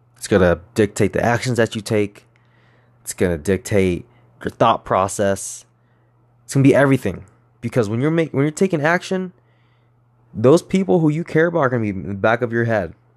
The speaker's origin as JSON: {"language": "English", "area": "Moreno Valley / East Los Angeles", "region": "California", "country": "United States", "tie": "born or raised there", "said": "I grew up in Moreno Valley till I was in third grade. I moved to East L A, and then I went to school in East L A until about fifth grade."}